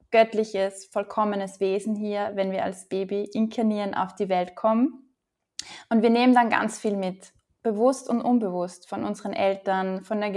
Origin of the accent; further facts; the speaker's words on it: Upper Austria, Austria; Ich komme ursprünglich aus Oberösterreich, lebe aber eigentlich nur mit einem Fuß hier